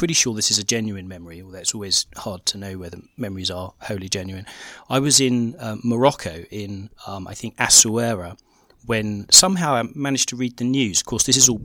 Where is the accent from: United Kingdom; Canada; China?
United Kingdom; England; growing up in England in the 80s